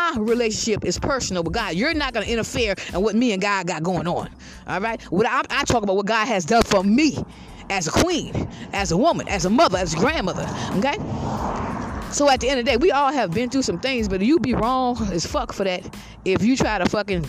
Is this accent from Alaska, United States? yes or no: no; Georgetown, South Carolina, United States; moved away; I'm from Georgetown, South Carolina.